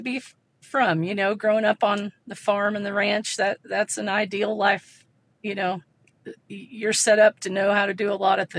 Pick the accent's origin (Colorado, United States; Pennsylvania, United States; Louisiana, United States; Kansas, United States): Kansas, United States; South Central; moved away as an adult; now in Red River, United States; We're from South Central Kansas. Both Chris and I, my husband Chris and I, are from there. And we both had jobs in town, but we were also wheat farmers and Black Angus cattle ranchers.